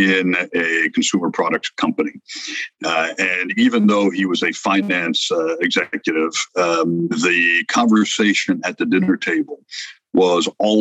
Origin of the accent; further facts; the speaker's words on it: France; also born or lived in Mexico; now in United States; originally born in France, I have been in the United States for 52 years now